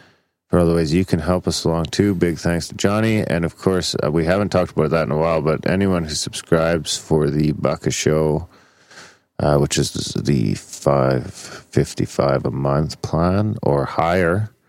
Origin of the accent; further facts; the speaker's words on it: Canada; I'm Canadian and I say NASA.